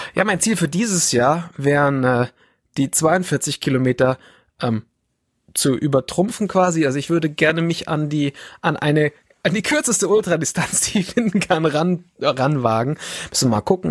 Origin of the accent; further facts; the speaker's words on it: Bavaria, Germany; also born or lived in Fürstenfeldbruck; ich bin der gebürtige Bayer und ich wohne weiter weg von den Bergen